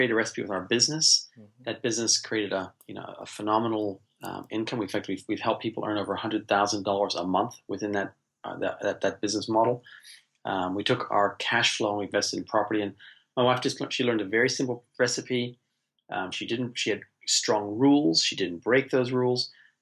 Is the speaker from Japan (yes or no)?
no; United States; now in New Zealand; I'm American originally. I've been living here in New Zealand, in the most beautiful country, best country in the world, for the last, 33 years